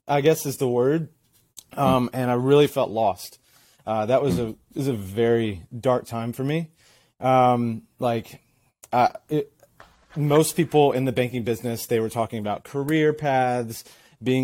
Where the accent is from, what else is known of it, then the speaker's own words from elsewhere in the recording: Athens, Georgia, United States; I am from Athens, Georgia. Originally from Athens, Georgia